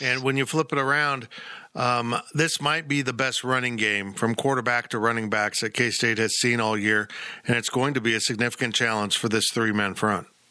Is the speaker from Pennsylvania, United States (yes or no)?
no; West Palm Beach, Florida, United States; I was born in West Palm Beach